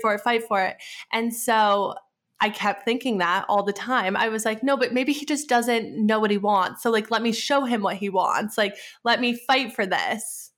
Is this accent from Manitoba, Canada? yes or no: no; Edmonton, Alberta, Canada; moved away as an adult; also born or lived in Arizona / Pittsburgh; my hometown, which is Edmonton